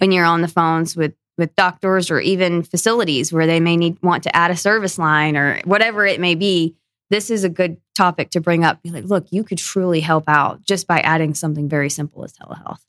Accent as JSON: {"language": "English", "region": "Northwest Georgia", "country": "United States", "tie": "born or raised there", "also_born_or_lived": "Tennessee", "said": "I grew up in Northwest Georgia, up in the mountains, right along the Tennessee Georgia line"}